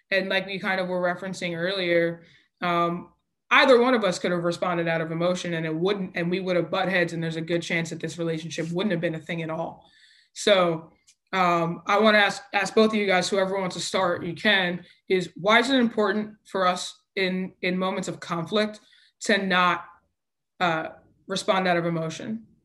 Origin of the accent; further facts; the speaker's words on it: Nigeria; I'm Nigerian. We are passionate people.